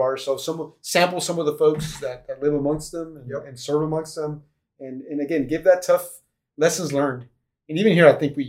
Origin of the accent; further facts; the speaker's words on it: Texas, United States; now in Oklahoma, United States; I am from Texas, but I have become Oklahoma bred.